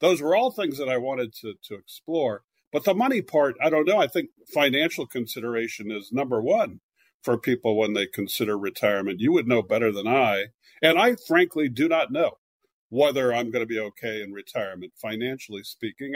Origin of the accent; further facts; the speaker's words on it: California, United States; moved away; also born or lived in Philadelphia / New York; I'm from California originally, but I lived in Philadelphia for many years and then New York. I'm back in California now